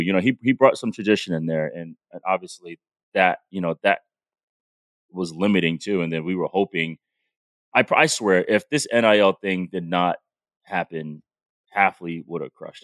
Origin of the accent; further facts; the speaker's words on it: Providence, Rhode Island, United States; I'm from Providence